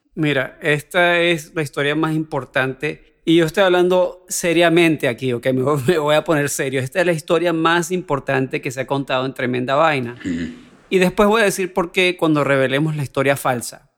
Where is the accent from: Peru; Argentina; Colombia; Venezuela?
Venezuela; soy venezolano